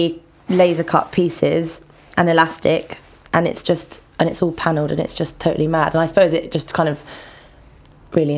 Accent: London, United Kingdom; I grew up in Ladbroke Grove

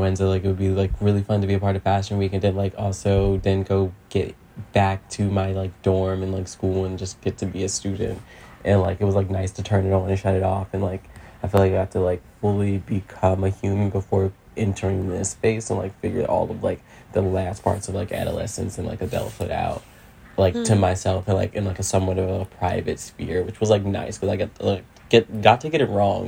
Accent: Philadelphia, Pennsylvania, United States; Growing up in South Philly

